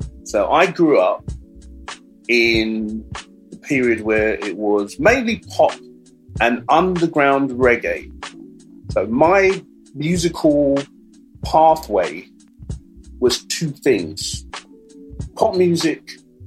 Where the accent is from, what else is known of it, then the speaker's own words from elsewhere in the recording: London, United Kingdom; So we came from the Brent area. I came from Wilson.